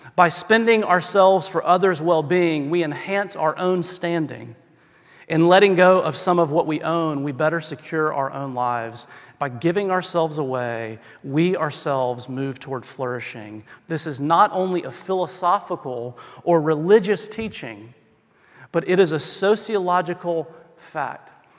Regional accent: the South, United States; I'm from the South

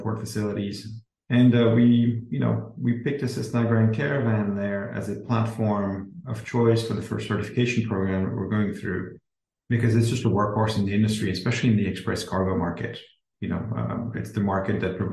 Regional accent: Belgium; moved away as an adult; now in United States; I'm originally from Belgium, came to the US right after my undergrad and started working here

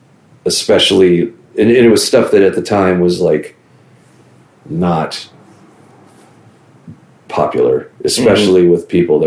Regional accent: Virginia, United States; growing up in Virginia

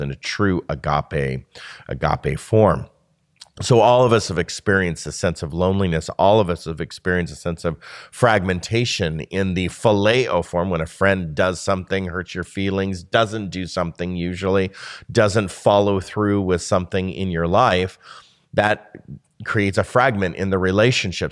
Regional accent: United States; we are a lonely people as an American society

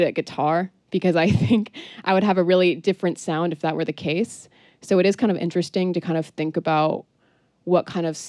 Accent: Colchester, Vermont, United States; also born or lived in New Hampshire / New Orleans; I am from Colchester, Vermont originally. Grew up there until I was 16.

